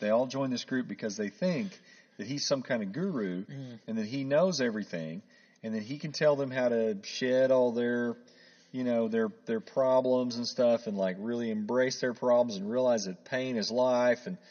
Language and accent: English; Oklahoma, United States; I grew up in Oklahoma